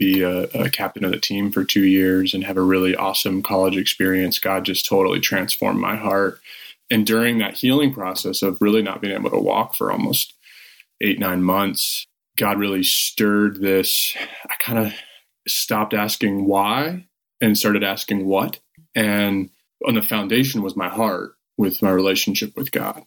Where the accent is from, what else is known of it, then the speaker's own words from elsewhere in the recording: Northwest Ohio, United States; I grew up in Northwest Ohio